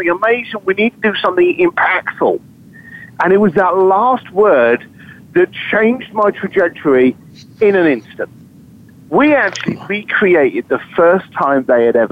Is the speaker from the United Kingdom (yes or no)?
yes; London, United Kingdom; I'm a bricklayer from East London